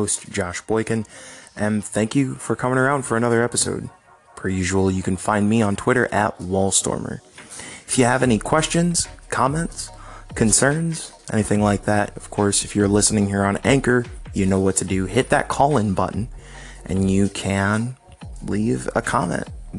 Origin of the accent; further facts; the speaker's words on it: United States; as an American